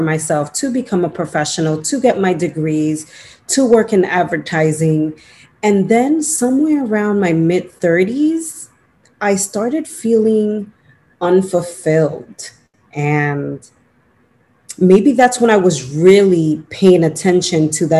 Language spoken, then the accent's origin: English; New York City, New York, United States; also born or lived in Dominican Republic; I'm a Dominican born. I came to the United States when I was 1 year old. And, you know, I grew up in Washington Heights in New York City